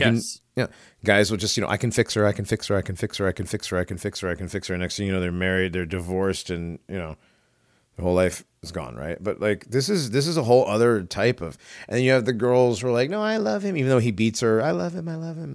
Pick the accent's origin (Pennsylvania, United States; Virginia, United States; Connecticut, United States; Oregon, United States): Connecticut, United States; Hartford; I grew up in the ghetto. I grew up in Hartford